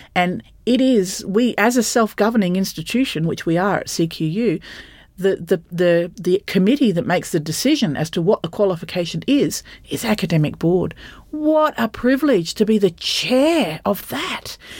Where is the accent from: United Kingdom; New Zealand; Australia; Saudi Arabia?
Australia; Bundaberg, Queensland; I grew up in Bundaberg